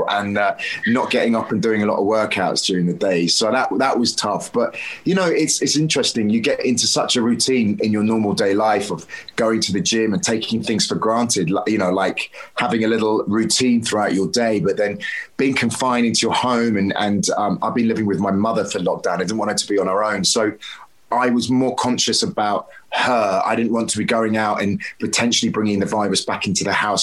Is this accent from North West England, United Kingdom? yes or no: no; Devon, South West England, United Kingdom; I grew up in Devon as a child.